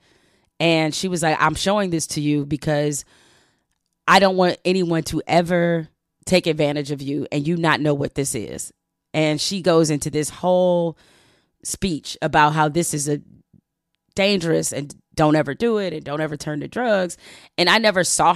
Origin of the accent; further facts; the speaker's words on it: Detroit, Michigan, United States; Black, impoverished, and growing up in Detroit